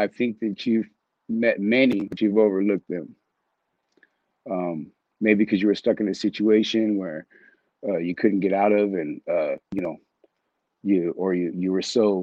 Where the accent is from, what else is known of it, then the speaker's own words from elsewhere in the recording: San Diego, California, United States; also born or lived in Texas; now in Washington State, United States; I was born and raised in San Diego